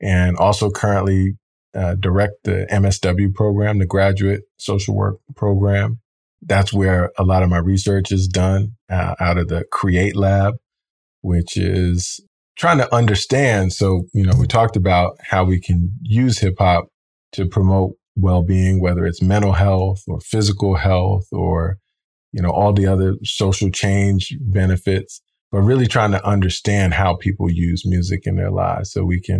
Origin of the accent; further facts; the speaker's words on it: Roslyn, New York, United States; also born or lived in Hempstead, New York; born and raised in Long Island